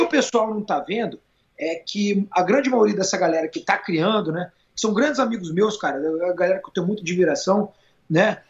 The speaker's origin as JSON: {"language": "Portuguese", "country": "Brazil"}